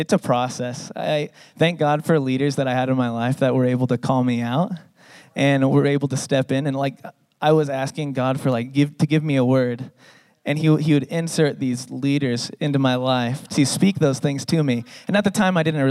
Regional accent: San Diego, California, United States; now in Salt Lake City, United States; I grew up in San Diego

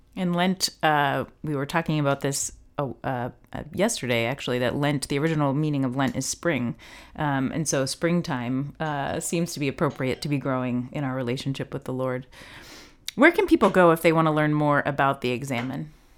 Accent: United States; as an American

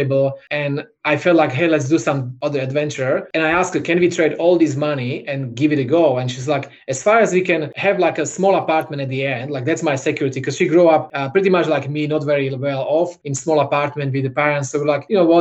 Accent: Slovakia; moved away as an adult; now in Australia; I opened the same concept in Slovakia. So we had a little studio in my hometown

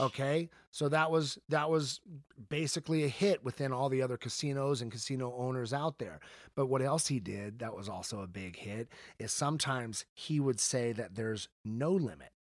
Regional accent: the South, United States; now in Las Vegas, United States; I grew up in the South

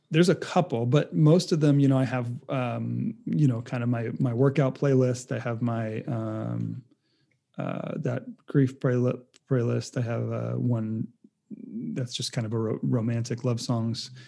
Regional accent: Rhode Island, United States; moved away as an adult; now in California, United States; I'm being from Rhode Island most of my life and moving to California as a transplant

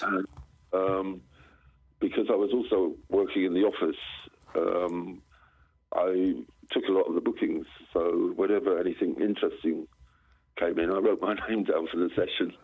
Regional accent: southern England, United Kingdom; also born or lived in Southsea / London; in southern England. I went to boarding school in um, in a place called Southsea on the south coast

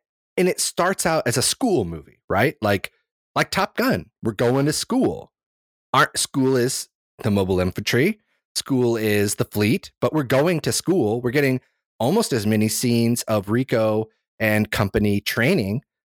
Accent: Ireland; I'm Irish.

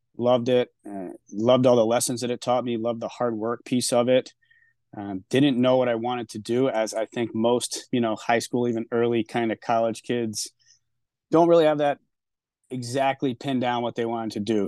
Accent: Newport, Rhode Island, United States; being out of my hometown

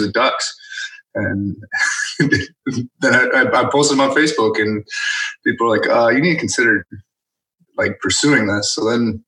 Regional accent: Northeast Wisconsin, United States; moved away as an adult; I grew up in Northeast Wisconsin and left for the Marine Corps 2 days after high school graduation.

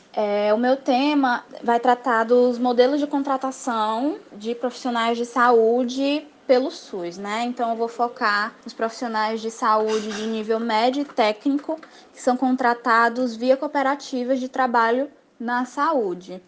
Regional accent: Fortaleza, Ceará, Brazil; tenho 20 anos, sou de Fortaleza, no Ceará

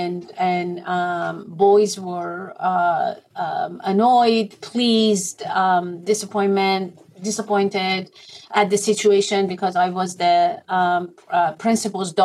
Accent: Iran; English is a second language; moved away as an adult; also born or lived in Utah, United States / Minnesota, United States; now in United States; I am originally from Iran. I've been living in the U.S. for the past four decades.

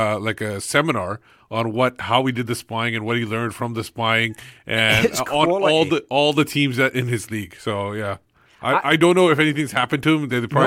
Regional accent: Vancouver, British Columbia, Canada; now in Surrey, Canada; I'm an exile from Vancouver.

